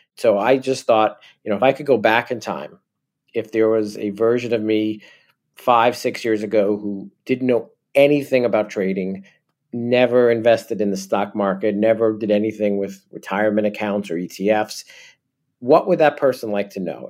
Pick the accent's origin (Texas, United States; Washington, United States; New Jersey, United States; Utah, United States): New Jersey, United States; accent: New York; I'm originally from New Jersey